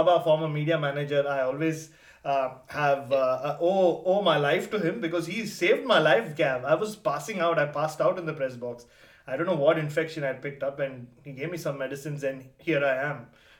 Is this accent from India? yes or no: yes; Mumbai, Maharashtra, India; moved away; also born or lived in Chennai; I am Tamil, but I was born and brought up in Bombay. I think I speak Tamil